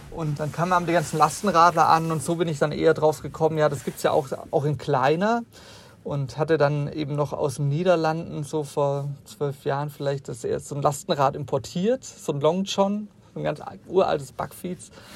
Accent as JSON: {"language": "German", "region": "Southern Germany", "country": "Germany", "said": "ich komme selber aus Süddeutschland"}